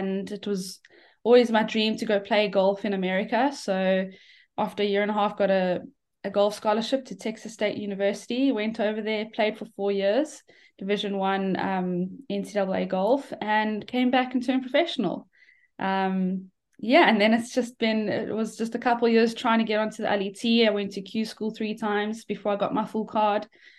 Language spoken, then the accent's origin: English; South Africa; Yeah, I mean, a great upbringing. It's South Africa is brilliant for golf.